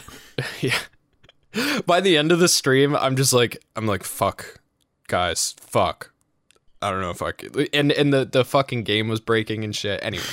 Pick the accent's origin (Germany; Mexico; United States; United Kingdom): United States; New England; I'm from New England